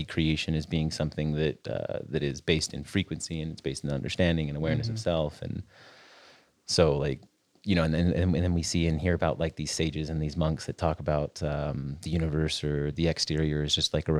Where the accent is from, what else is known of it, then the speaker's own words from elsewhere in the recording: just outside of Salt Lake City, Utah, United States; I grew up here in Utah, just outside of Salt Lake City.